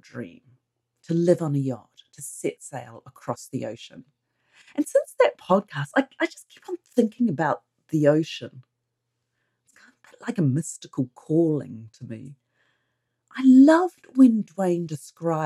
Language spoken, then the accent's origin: English; New Zealand; I'm a Kiwi, and here in New Zealand people surf.